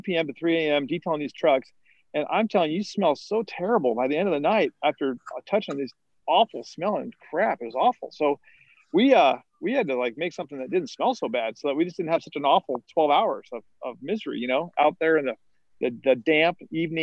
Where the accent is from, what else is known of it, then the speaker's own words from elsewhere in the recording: San Juan Capistrano, California, United States; my hometown where I grew up in San Juan Capistrano